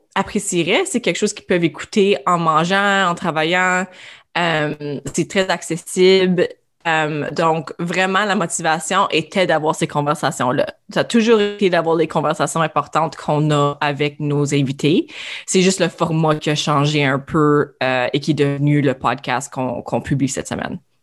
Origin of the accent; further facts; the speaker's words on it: Iroquois Falls, Ontario, Canada; Je suis originaire d'Iroquois Falls, au nord de l'Ontario.